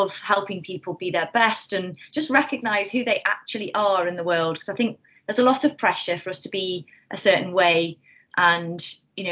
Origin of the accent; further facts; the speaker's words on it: North Staffordshire, West Midlands, United Kingdom; I'm from North Staffordshire originally, from a little village